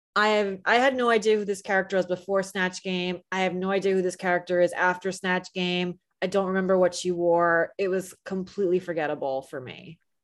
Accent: New Jersey, United States; I'm from New Jersey

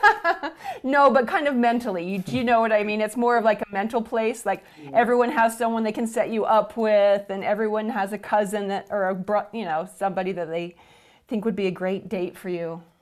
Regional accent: Cache Valley, Utah, United States; I'm from Cache Valley, which is about an hour and a half north of Salt Lake City

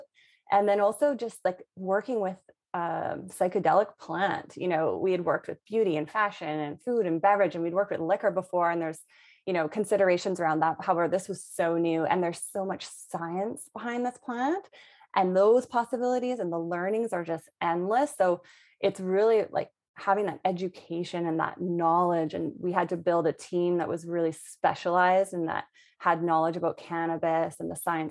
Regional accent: British Columbia, Canada; I'm from British Columbia. So I'd always been around cannabis my whole life.

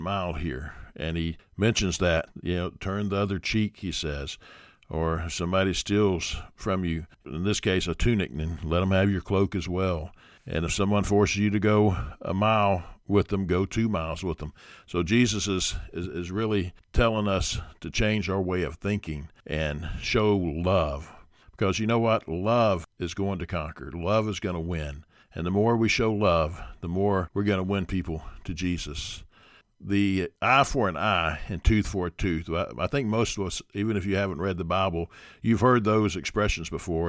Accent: United States

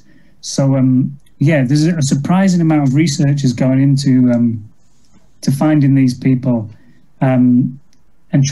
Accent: Goole, Yorkshire and the Humber, United Kingdom; my hometown

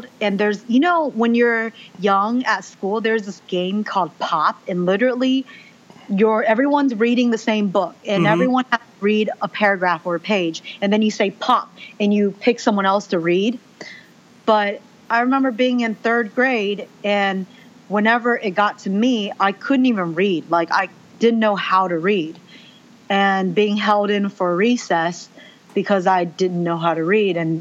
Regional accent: United States; first language Mandarin Chinese; English is a second language; I was born in the United States

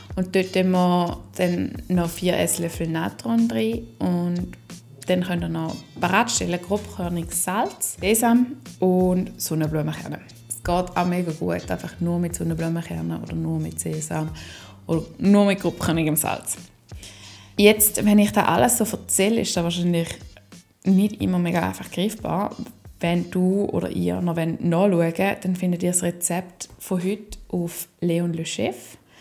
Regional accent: Schaffhausen, Switzerland; nach Schaffhausen. In die Stadt, wo ich aufgewachsen bin

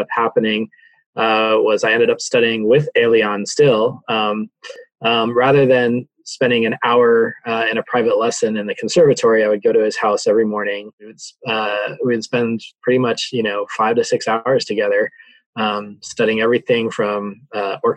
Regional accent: Santa Fe, New Mexico, United States; born and raised in Santa Fe, New Mexico

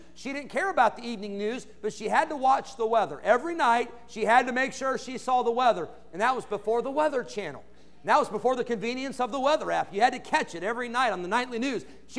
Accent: Santa Clara, California, United States; born there; I was born in Santa Clara, California. Kaiser Hospital. That was the place where I was born.

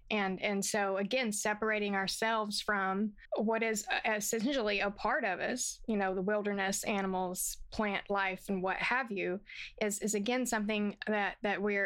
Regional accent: the South, United States; I'm from the South

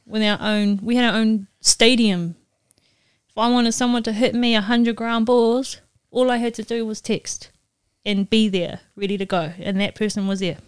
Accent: New Zealand; moved away as an adult; also born or lived in Mississippi; I'm from New Zealand

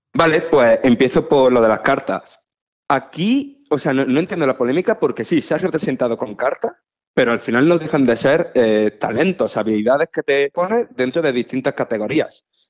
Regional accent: Priego, Spain; moved away; estoy en mi pueblo, en, en Priego

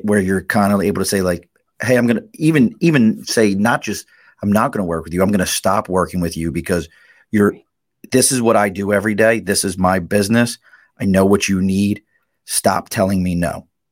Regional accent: Dundalk, Maryland, United States; accent: Baltimore; moved away; also born or lived in Philadelphia; I grew up in Dundalk

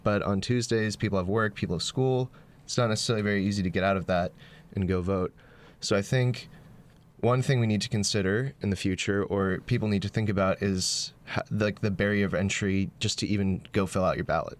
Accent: North Carolina, United States; moved away as an adult; I'm from North Carolina

